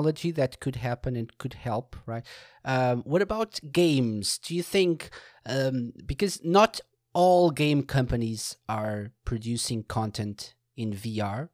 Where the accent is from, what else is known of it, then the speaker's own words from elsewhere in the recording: Portugal; I'm from Portugal, from Portugal in Europe.